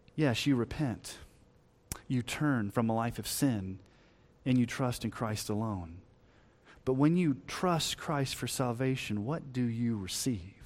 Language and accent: English; Texas, United States; moved away; also born or lived in Colorado; before we moved to Colorado, when we were growing up in Texas